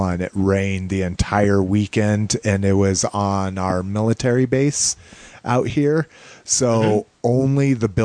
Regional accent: New Mexico, United States; now in Denver, United States; growing up in New Mexico

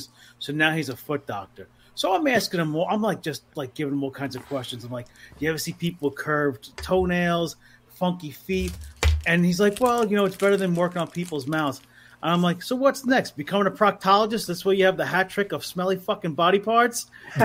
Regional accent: New York City, New York, United States; now in Shirley, United States; I grew up in New York City, grew up in Queens.

